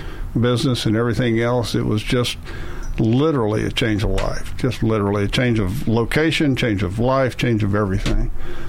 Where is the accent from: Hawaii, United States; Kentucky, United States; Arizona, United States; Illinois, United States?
Kentucky, United States; I was saved as a child. I'm from Kentucky, Western Kentucky. So it's a rule. You grow up as a Southern Baptist and you grow up in the church.